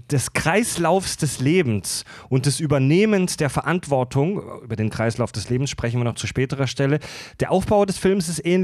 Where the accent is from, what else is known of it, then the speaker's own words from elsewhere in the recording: Germany; Die wir sind Deutsche, wir haben das nie gehört.